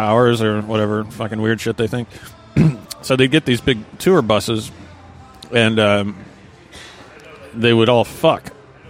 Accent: Fairbanks, Alaska, United States; born or raised there; moved away

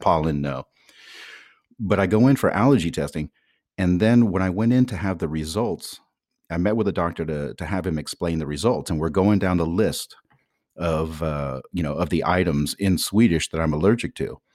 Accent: San Francisco, California, United States; now in Sweden; "Oh, San Francisco."

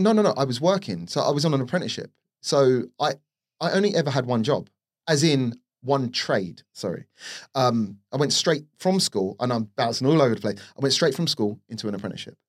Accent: London, United Kingdom; grew up in Northwest London, or the outskirts of Northwest London, Harrow, uh, to be precise, Rainers Lane.

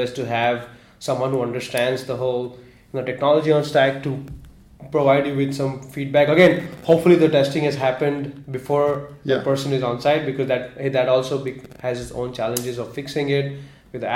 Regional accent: Mumbai, Maharashtra, India; Growing up in Mumbai

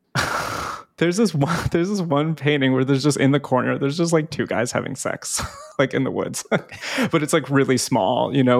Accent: New Jersey, United States; also born or lived in Hoboken, New Jersey; I grew up in North Jersey

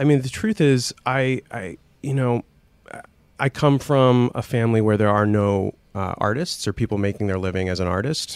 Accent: Scranton, Pennsylvania, United States; I was growing up in Scranton

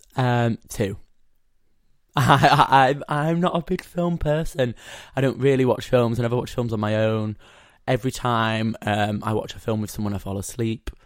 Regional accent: Yorkshire and the Humber, United Kingdom; I'm a Yorkshire boy.

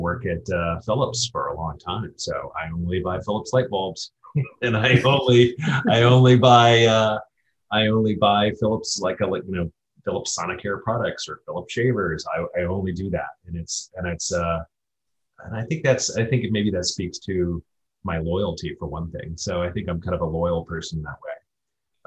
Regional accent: Ohio, United States; I'm from Ohio

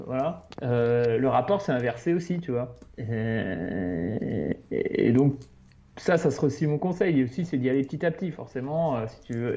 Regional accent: France; on est français

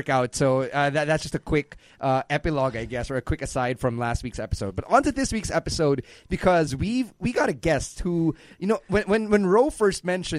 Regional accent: Philippines; It's kind of like how I'm Filipino, how I'm Chinese Filipino.

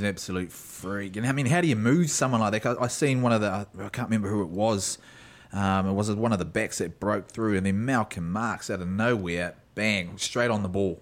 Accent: South Island, New Zealand; I was brought up down south

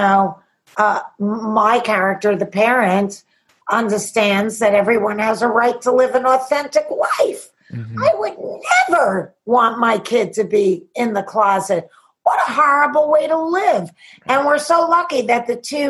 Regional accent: New York City, New York, United States; I'm from Queens

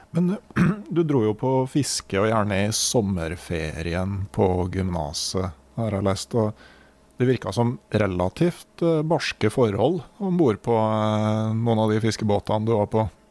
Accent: Innlandet, Norway; Jeg vokste opp i Innlandet

